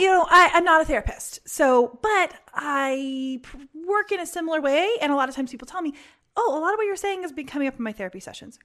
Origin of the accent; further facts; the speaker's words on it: Indianapolis, Indiana, United States; moved away; I'm from Indianapolis